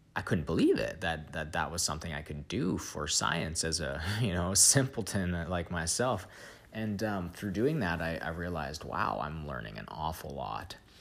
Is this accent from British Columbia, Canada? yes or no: yes; Vancouver, British Columbia, Canada; moved away as an adult; now in British Columbia interior, Canada; I grew up in Vancouver, um, in the Pacific Northwest